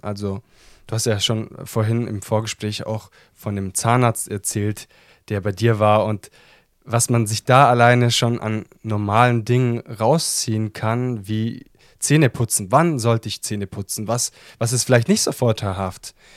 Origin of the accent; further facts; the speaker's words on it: Italy; ich als Italiener